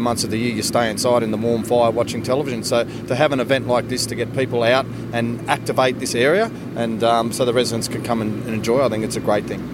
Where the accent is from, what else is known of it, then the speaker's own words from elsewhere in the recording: Orange, New South Wales, Australia; I'm born and bred in Orange